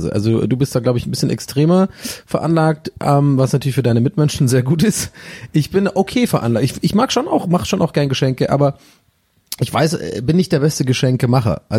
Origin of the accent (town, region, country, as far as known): Hirschau, Baden-Württemberg, Germany; born or raised there; moved away